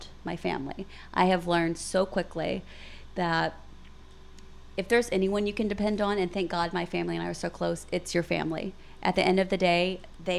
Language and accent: English; Pine Bluff, Arkansas, United States; now in Little Rock, United States; We're all from Pine Bluff, but we live here.